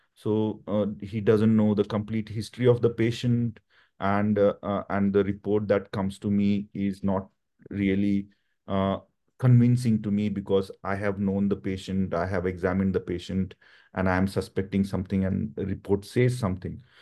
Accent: India; moved away; I come from India

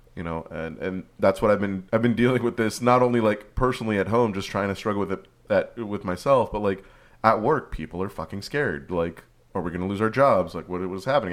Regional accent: California, United States; as a Californian

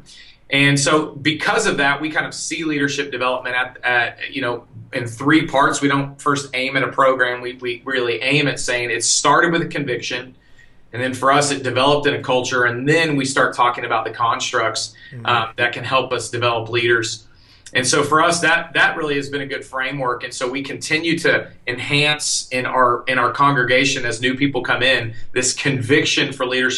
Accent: Austin, Texas, United States; moved away; I'm from Austin. I'm actually a local Austinite

